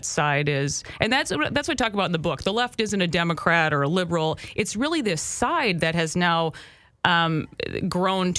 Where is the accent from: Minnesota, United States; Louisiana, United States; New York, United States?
Minnesota, United States; as a Minnesotan